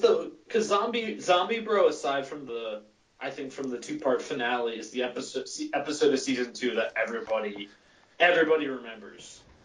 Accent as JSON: {"language": "English", "town": "Philadelphia", "region": "Pennsylvania", "country": "United States", "said": "I'm from Philly, I can say y'all"}